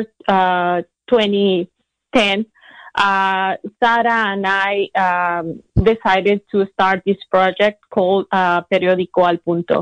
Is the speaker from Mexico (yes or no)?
yes; Tampico, Tamaulipas, Mexico; English is a second language; moved away as an adult; now in Ukiah, United States; I moved from my hometown, Tampico, Tamaulipas, to Ukiah